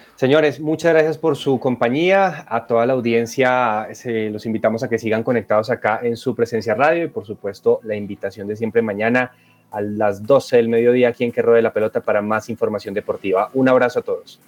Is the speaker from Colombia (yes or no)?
yes; Colombia; estos dos tenistas maravillosos que tenemos como colombianos